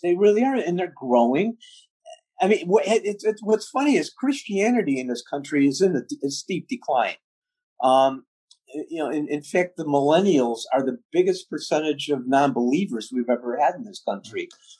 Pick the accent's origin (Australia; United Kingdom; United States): United Kingdom; England; The odd thing is, I'm English as far as you can go. I'm English.